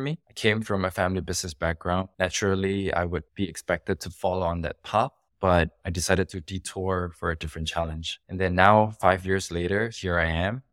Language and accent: English; Indonesia; moved away as an adult; now in Singapore; I grew up in Indonesia. I was raised in Indonesia. I spent most of my life in Indonesia